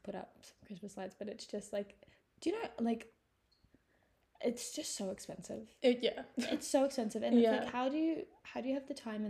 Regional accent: South Island, New Zealand; now in Melbourne, Australia; But like, I grew up in the South Island.

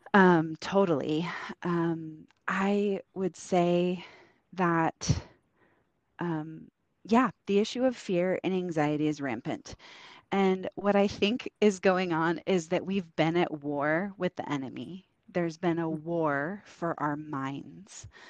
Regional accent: Oregon, United States; moved away as an adult; we're from Oregon, and um, we moved out here to help some friends plant a church

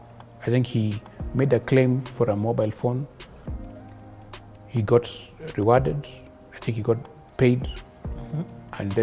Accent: Nairobi, Kenya; Bernard Otieno was actually my neighbor, growing up in Donholm.

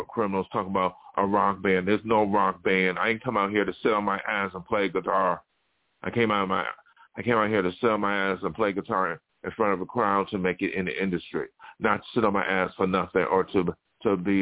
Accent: Buffalo, New York, United States; now in Los Angeles, United States; my hometown where I grew up in Buffalo

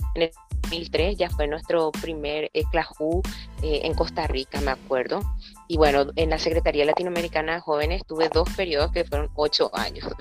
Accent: Paraguay; soy paraguaya

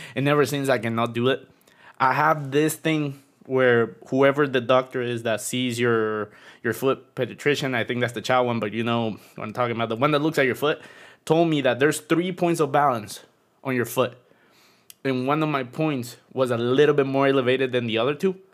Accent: Tegucigalpa, Francisco Morazán, Honduras; now in Florida, United States; I'm originally from Honduras, and now I live in Florida.

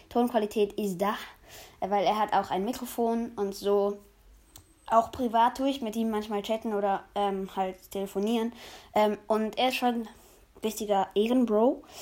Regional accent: Switzerland; Also ich komme selber aus der Schweiz, aber ich probiere mein Bestes zum gut Hochdeutsch reden

